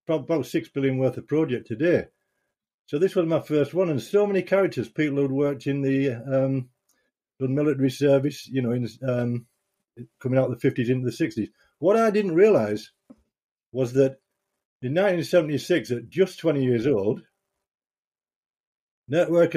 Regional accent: Bridlington, Yorkshire and the Humber, United Kingdom; moved away as an adult; also born or lived in Hessle / Middlesbrough; I was born in Hesle near Hull, and 2 years old moved to Bridlington in East Yorkshire.

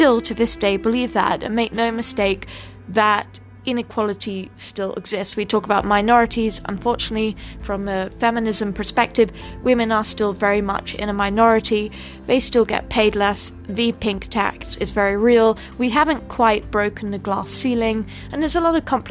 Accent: United Kingdom; now in United States; I'm British, I can't vote

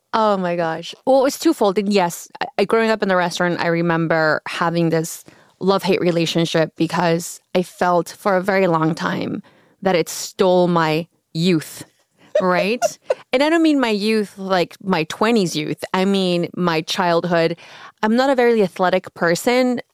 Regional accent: Oaxaca, Mexico; now in Los Angeles, United States; I grew up in Oaxaca

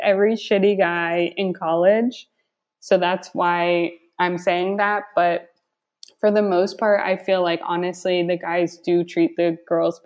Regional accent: United States; also born or lived in Barcelona; as an American coming abroad

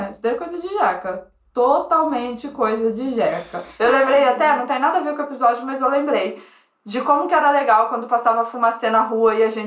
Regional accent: Volta Redonda, Rio de Janeiro, Brazil; A gente, caraca, daqui de, de volta, redonda.

